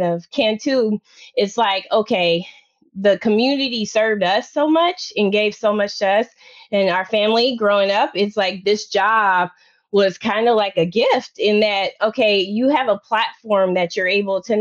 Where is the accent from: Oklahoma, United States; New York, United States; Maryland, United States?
Oklahoma, United States; Oklahoma and Tennessee, United States; So a rare rural background, right? So come from the country, Oklahoma and Tennessee